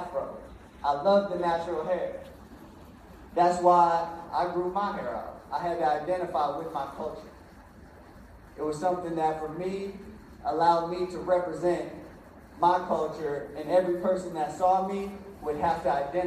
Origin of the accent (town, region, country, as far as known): Milwaukee, Wisconsin, United States; born or raised there